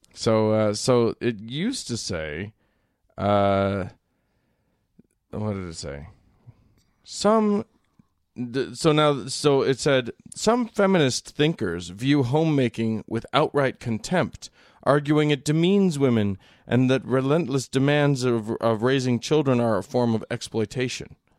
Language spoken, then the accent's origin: English; United States